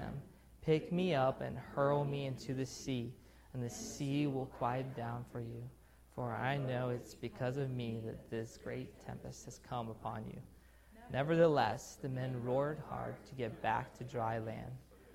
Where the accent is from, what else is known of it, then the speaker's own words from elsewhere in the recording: Pensacola, Florida, United States; also born or lived in Russia / Salem, Oregon; So I was born in Russia, raised in Russia, and then we moved from Russia to Salem for a couple years, Oregon, and then we end up in Pensacola